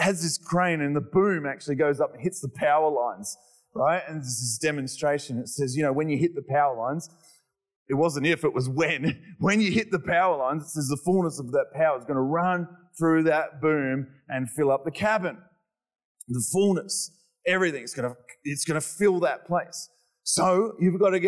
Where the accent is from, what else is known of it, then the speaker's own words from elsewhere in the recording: Australia; I'm Australian